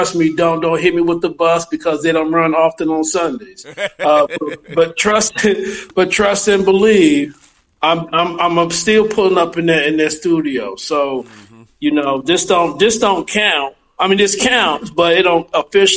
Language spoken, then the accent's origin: English; St. Louis, Missouri, United States; Born and raised in St. Louis. You know, I grew up in the O'Fallon neighborhood, North Side.